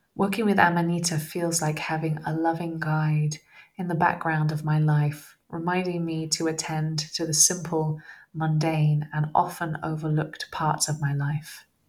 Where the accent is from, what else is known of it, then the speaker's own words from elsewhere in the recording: Somerset, South West England, United Kingdom; growing up in Somerset, having uh, going out to the fields and picking um, liberty caps and eating them, that was my my teenage years